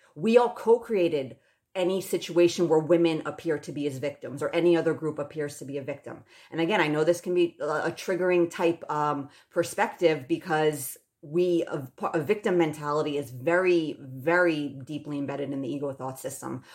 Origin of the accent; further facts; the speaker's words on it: United States; I still deeply identify as an American